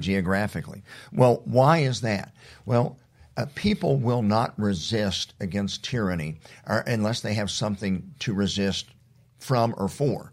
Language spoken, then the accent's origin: English; Oklahoma, United States; those of us that have grown up in Oklahoma